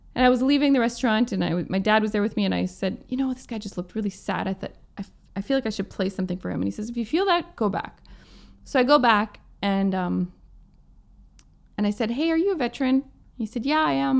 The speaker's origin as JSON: {"language": "English", "town": "Plum Coulee", "region": "Manitoba", "country": "Canada", "tie": "born or raised there", "moved": "yes", "lives_now": "Vancouver, Canada", "said": "my hometown in Plumcooley"}